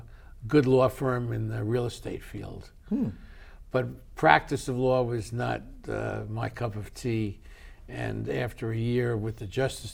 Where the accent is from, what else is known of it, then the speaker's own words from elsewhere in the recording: New York City, New York, United States; I grew up in New York City